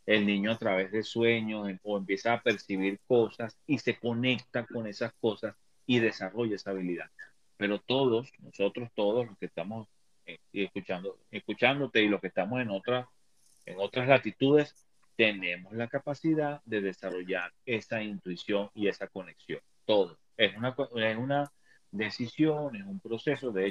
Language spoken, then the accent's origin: Spanish; Venezuela; moved away; Yo soy un venezolano de un poquito más de 50 años de edad.